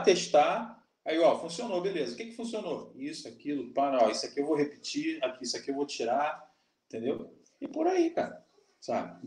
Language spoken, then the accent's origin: Portuguese; Brazil; eu sou brasileiro